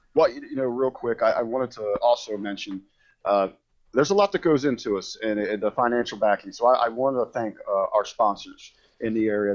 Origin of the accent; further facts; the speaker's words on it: Harrison, Ohio, United States; It's my hometown where I grew up, went to high school. It's Harrison, Ohio